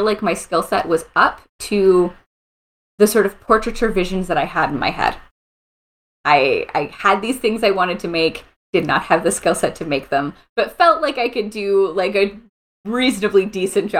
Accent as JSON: {"language": "English", "town": "St. Catharines", "region": "Ontario", "country": "Canada", "tie": "born or raised there", "also_born_or_lived": "France", "moved": "as an adult", "lives_now": "Ottawa, Canada", "said": "I grew up in St. Catharines, so near Niagara Falls, Ontario."}